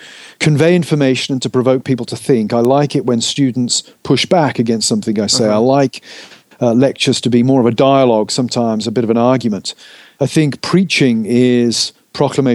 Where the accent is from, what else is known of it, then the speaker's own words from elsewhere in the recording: Gloucestershire, West Country, South West England, United Kingdom; I'm from the United Kingdom, born and brought up in England. Brought up over in the West, what we call the West Country, over in Gloucestershire